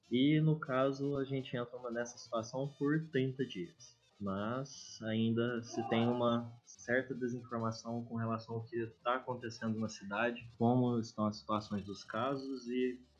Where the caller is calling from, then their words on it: Uberlândia, Minas Gerais, Brazil; Estou em Uberlândia, um dos grandes epicentros dos Ubers do mundo.